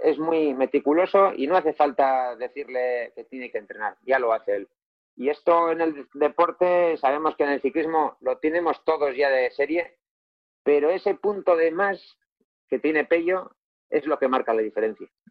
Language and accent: Spanish; Galdakao, Basque Country, Spain; mi pueblo, en Galdaca